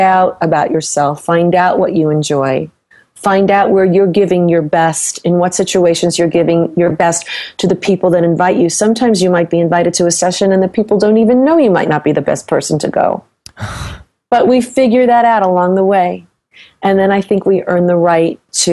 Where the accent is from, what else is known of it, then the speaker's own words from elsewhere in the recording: New York, United States; now in Los Angeles, United States; I'm from New York. I live